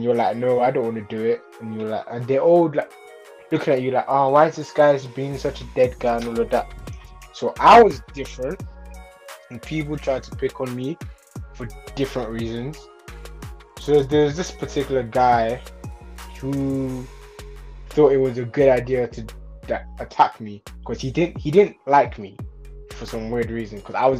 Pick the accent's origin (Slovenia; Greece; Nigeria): Nigeria; now in London, United Kingdom; So I moved from Nigeria to London because, like I said, I want to be a football player.